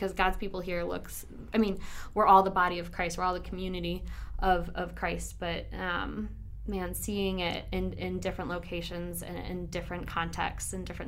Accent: Chicago suburbs, Illinois, United States; I grew up in the Chicago suburbs and basically lived there my whole life

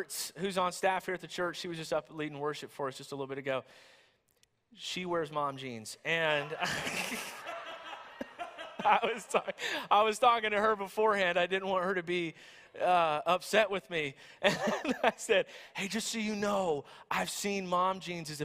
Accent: the South, United States; I'm from the South

